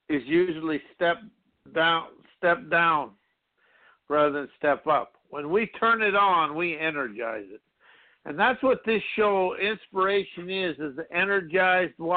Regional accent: South Dakota, United States; growing up in South Dakota

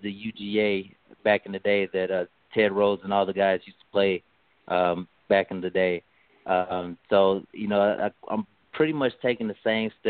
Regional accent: East St. Louis, Illinois, United States; I'm from the St. Louis area, more so raised in East St. Louis, Illinois, right across the river from downtown St. Louis

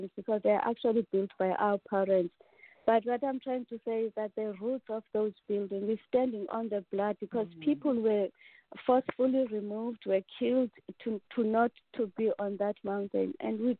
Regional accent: King William's Town, Eastern Cape, South Africa; I come from the Eastern Cape, the eastern part of South Africa

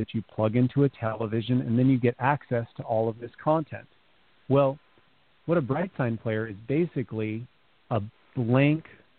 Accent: California, United States; I grew up in California

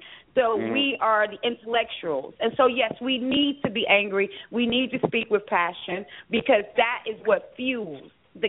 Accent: United States; as American-born here, we just have lost our mother tongue. But it's not difficult. It's Osun.

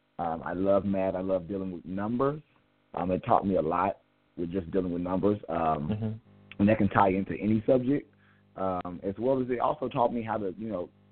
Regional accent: Kansas City, Missouri, United States; I'm from Kansas City, Missouri

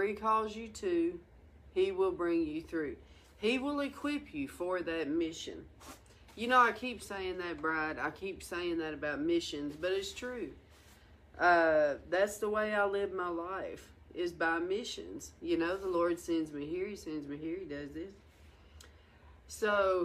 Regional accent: the South, United States; moved away as an adult; also born or lived in Washington; I'm from the South

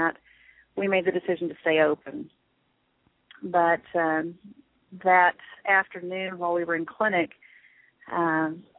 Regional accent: Shawnee, Oklahoma, United States; now in Oklahoma City, United States; Shawnee, Oklahoma, which is my hometown

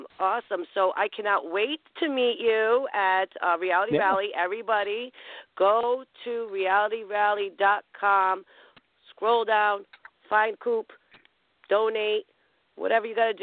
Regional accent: Rhode Island, United States; I'm from Rhode Island

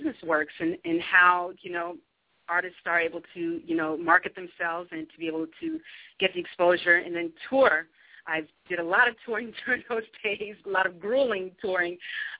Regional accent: Utica, New York, United States; also born or lived in Westchester County, New York; I grew up in Utica, New York

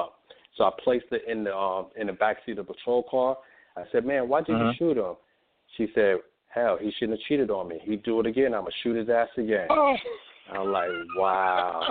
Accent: New York City, New York, United States; moved away as an adult; growing up in New York City, and then on top of that, after growing up and leaving New York City, I joined the military

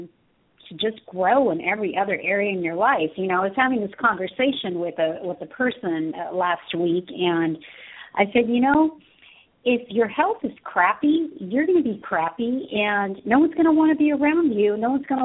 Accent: Southern California, United States; I was born and raised in here in Southern California

